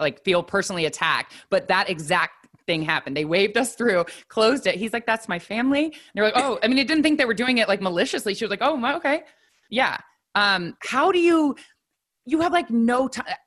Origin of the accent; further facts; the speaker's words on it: Midwest, United States; moved away; I grew up in the Midwest